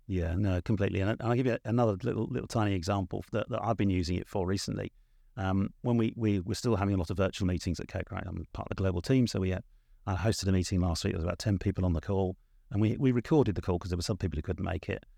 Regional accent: South of England, United Kingdom; I am from the South, but it's the South of England

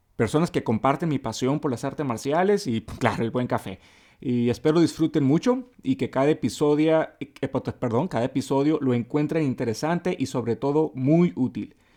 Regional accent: Mexicali, Baja California, Mexico; soy una persona honesta, directa al grano, eh, como todos aquí en Mexicali

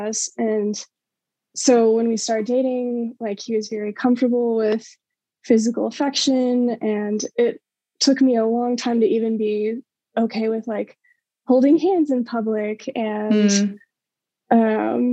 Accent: Colorado, United States; moved away as an adult; also born or lived in Waco, Texas; now in Dallas, United States; I grew up in Colorado, Christian family, went to church

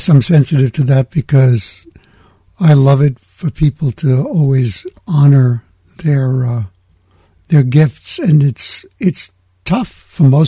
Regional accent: New York City, New York, United States; I'm from the Bronx

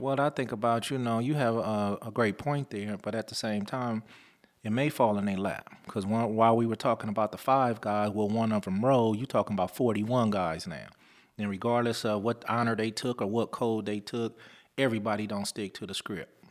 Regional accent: Lynwood, California, United States; also born or lived in Compton; growing up in the Linwood Compton area.

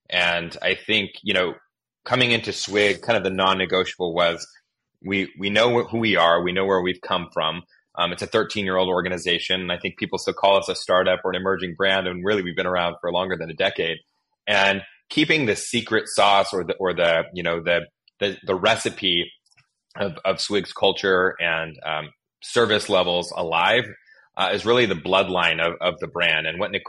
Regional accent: Pacific Northwest, United States; also born or lived in Northern California / Southern California; just to also kind of emphasize my own background, I'm from the West Coast.

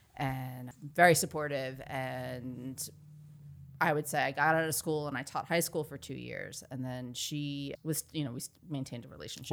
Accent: Dix Hills, New York, United States; I grew up on Long Island, suburb, suburban Long Island, town called Dix Hills

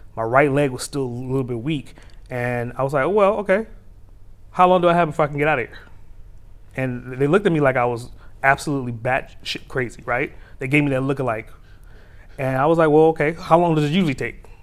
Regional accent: New York City, New York, United States; now in Atlanta, United States; I'm a native New Yorker, so I, I speak with a particular speed

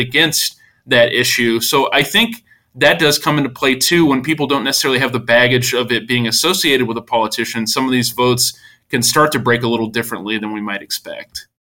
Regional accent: Missouri, United States; in my home state missouri which is a very republican state

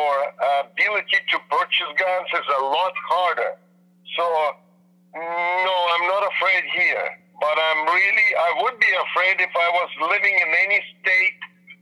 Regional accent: Vancouver, British Columbia, Canada; I'm from Vancouver, Canada

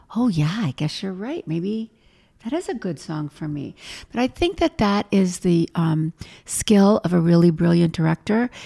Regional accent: Los Angeles, California, United States; now in New York, United States; I'm from Hollywood

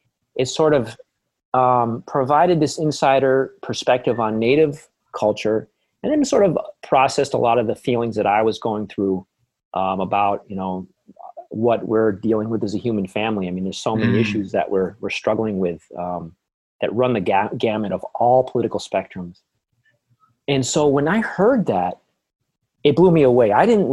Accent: Vermont, United States; moved away as an adult; also born or lived in Maryland; I'm from Vermont, which I'm sure your listeners know is known as a quote unquote progressive place. And Native culture was sort of always in the air.

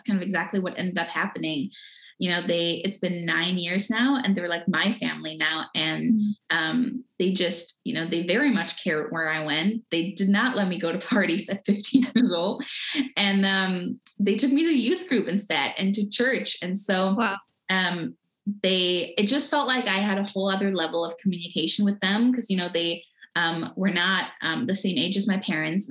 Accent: Germany; I was born and raised in Germany

